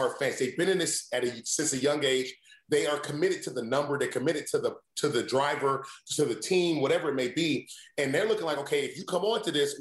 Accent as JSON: {"language": "English", "region": "Indiana", "country": "United States", "tie": "born or raised there", "said": "growing up in Indiana, I mean, I played football, basketball, and I ran track."}